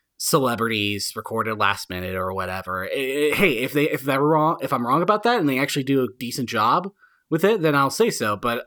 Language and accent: English; United States; I'm an American.